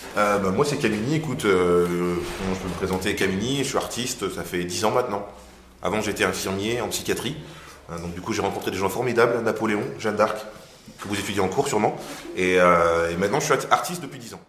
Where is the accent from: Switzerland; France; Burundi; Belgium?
France; Marly-Gomont, Hauts-de-France; je venais de Marie Gaumont